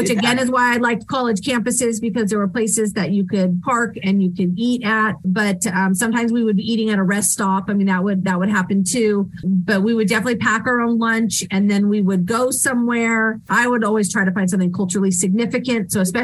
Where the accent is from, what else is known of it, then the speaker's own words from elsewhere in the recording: California, United States; now in Tennessee, United States; especially because I came from California. And when you live in California, it's great, but everything is so far away. It takes so long to get out of the state, to go north or south. So now that I live in Tennessee